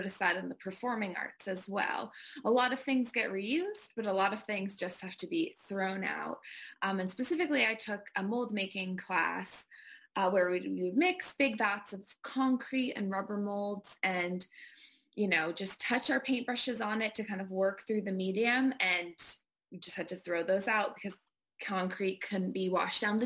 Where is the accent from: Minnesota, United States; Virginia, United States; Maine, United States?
Maine, United States; Bangor; I grew up in Bangor, Maine